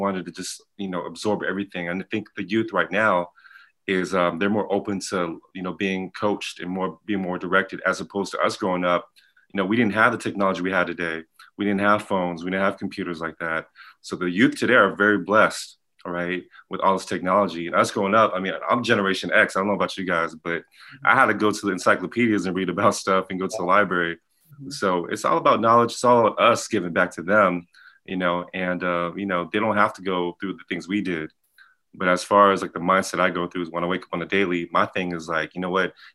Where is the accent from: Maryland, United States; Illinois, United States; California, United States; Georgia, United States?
California, United States; Pasadena; I'm from Pasadena, California